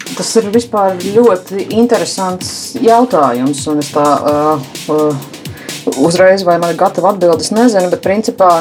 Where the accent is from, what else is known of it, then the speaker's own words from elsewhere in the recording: Latvia; mēs latvieši